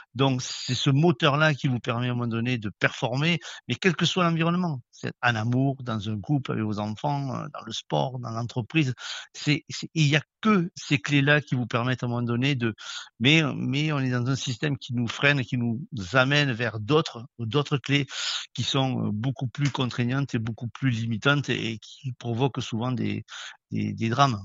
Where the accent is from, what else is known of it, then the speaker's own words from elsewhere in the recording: Toulouse, Occitania, France; je suis toulousain